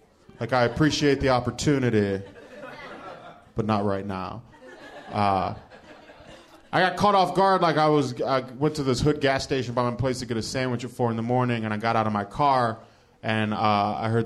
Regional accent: Cleveland, Ohio, United States; I'm from Cleveland

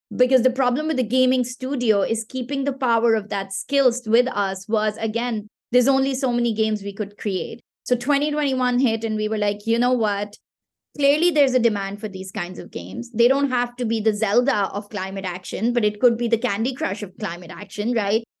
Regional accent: Pakistan; first language Pashto; English is a second language; Pakistan, which is my home country

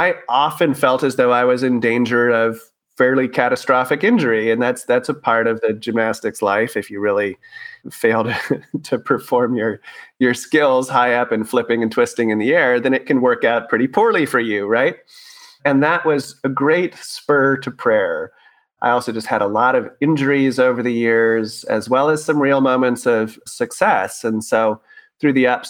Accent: Tracy, California, United States; also born or lived in South San Francisco Bay Area; We moved from the South Bay Area, the South San Francisco Bay Area, out into a town called Tracy

